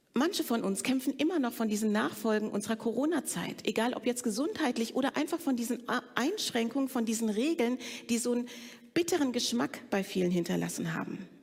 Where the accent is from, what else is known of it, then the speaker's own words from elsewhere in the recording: Frankfurt, Hesse, Germany; ich bin in Frankfurt groß geworden bei meiner Pflegemutter